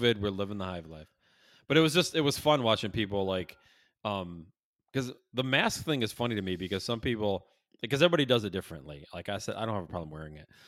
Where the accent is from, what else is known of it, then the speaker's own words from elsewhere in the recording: Syracuse, New York, United States; now in Chicago, United States; I grew up in Syracuse, moved to Chicago